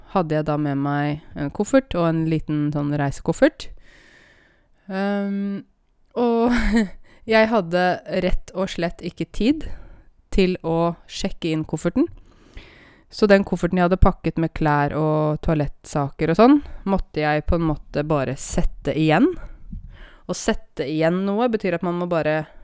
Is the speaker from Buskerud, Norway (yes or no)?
yes; Åmot, Buskerud, Norway; now in Oslo, Norway; Og det at jeg kommer fra Åmot, i Modum, i Buskerud, det kan man aldri ta bort fra meg